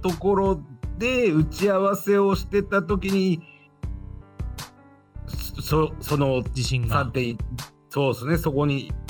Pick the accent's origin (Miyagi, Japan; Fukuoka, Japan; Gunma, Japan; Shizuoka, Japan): Miyagi, Japan; moved away as an adult; also born or lived in Tokyo; もともとは、えー、もちろん、えー、宮城県出身なんですけれど